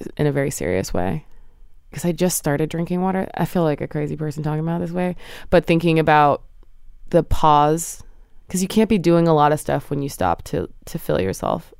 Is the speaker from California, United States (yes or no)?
no; New Jersey, United States; now in New York, United States; I was raised in New Jersey with both my parents, and they both still live there